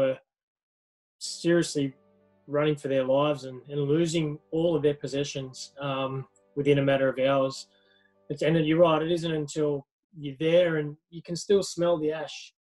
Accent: Blue Mountains, New South Wales, Australia; I grew up in the Blue Mountains

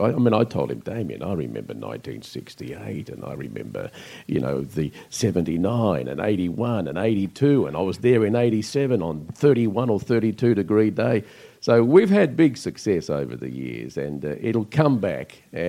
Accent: Northcote, Victoria, Australia; born there; I was born in Clark Street in Northcote, and Fitzroy was just across the river.

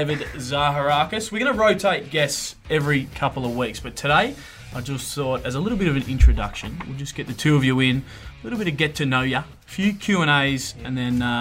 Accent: South Australia, Australia; moved away; your fellow South Australian like myself

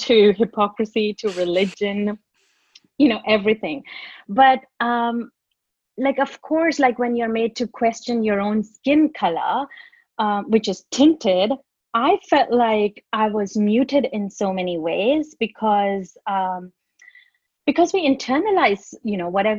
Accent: India; now in Australia; when I was growing up in India

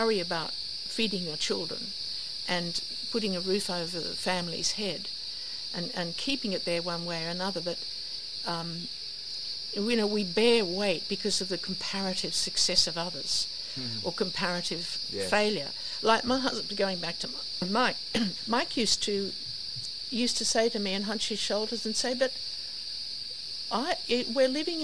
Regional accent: Australia; I grew up on the Lenco River

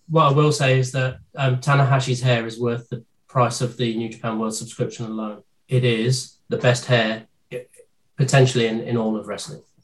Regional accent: United Kingdom; a British man being brought up on uh, carry on

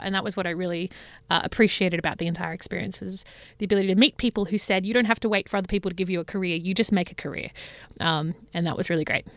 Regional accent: Parkes, New South Wales, Australia; now in Sydney, Australia; I grew up, uh, on a farm, a really big farm out in Parks, which is central West New South Wales

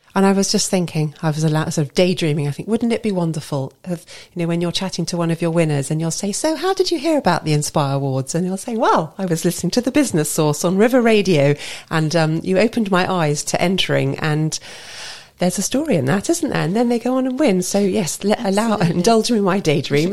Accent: Basingstoke, South East England, United Kingdom; Basingstoke is my hometown, and what you may not know is that us local, locals like to call it Amazing Stoke

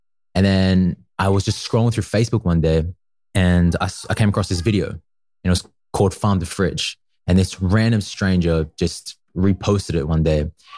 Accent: Newcastle, New South Wales, Australia; I grew up in a tiny little place called Gateshead. That's usually where I spent most of my time, in Newcastle in Australia. And yeah, that's where I went to school. That's where I went to primary school, and it's where I spent most of my years, actually.

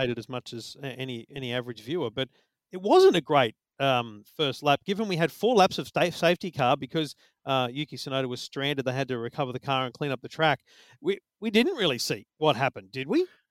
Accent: Australia; as an Aussie

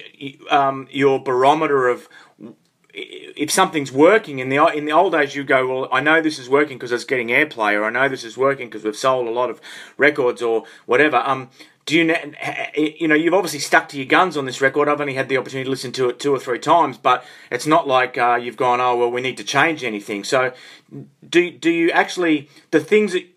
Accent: Australia; I'm Australian

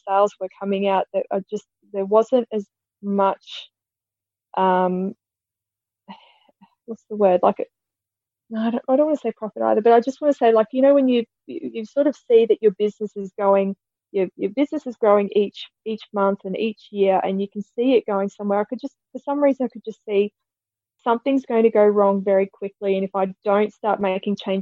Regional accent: Quilpie, Queensland, Australia; I grew up in Quilpie in southwest Queensland

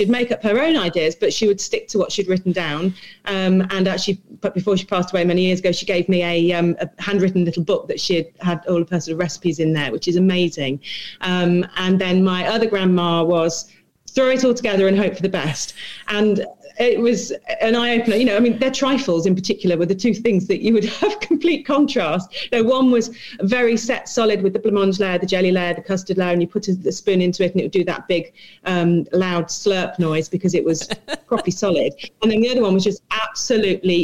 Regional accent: Leicestershire, East Midlands, United Kingdom; I'm from Leicestershire

